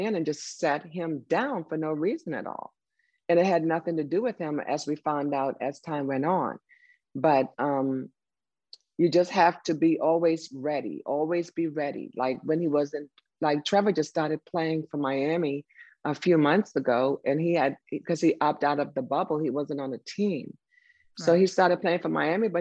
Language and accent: English; Turks & Caicos Islands; moved away; I'm from Turks and Caicos